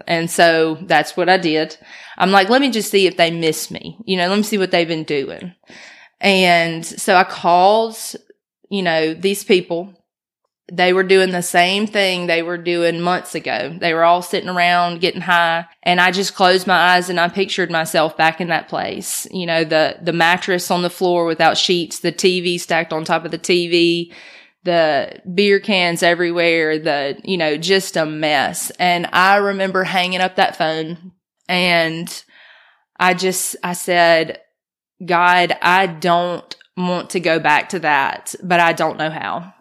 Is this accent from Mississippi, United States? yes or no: yes; Brandon, Mississippi, United States; now in Oxford, United States; I'm from Brandon, by the way. So I grew up in Brandon, went to high school out there at Northwest.